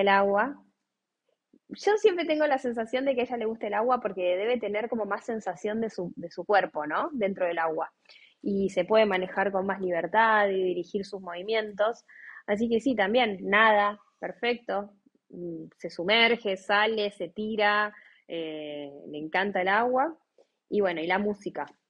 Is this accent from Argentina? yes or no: yes; Buenos Aires, Argentina; Nosotros somos de Buenos Aires.